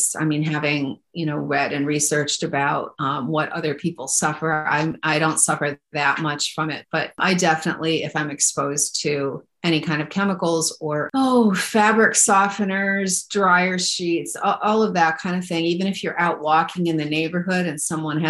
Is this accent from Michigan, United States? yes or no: yes; Pinconning, Michigan, United States; now in Oregon, United States; I grew up in Michigan on the shores of like by Pinconning